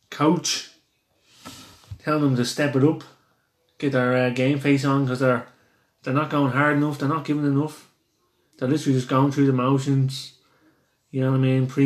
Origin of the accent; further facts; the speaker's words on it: Ireland; Sorry, we're, guys. we're from Ireland, so you